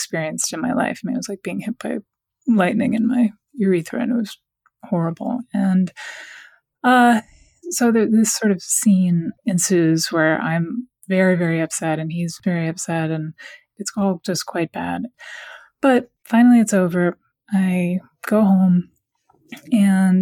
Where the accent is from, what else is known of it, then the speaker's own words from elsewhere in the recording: Washington, District of Columbia, United States; moved away; I'm from Washington, D.C., and I'm actually living back in Washington now. I lived away for a long time, but I just moved back.